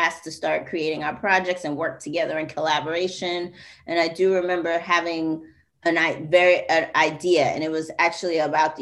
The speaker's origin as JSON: {"language": "English", "town": "New York City", "region": "New York", "country": "United States", "tie": "born or raised there", "said": "I'm originally from Jamaica, Queens, and it is like 99.9999 probably 100% Black"}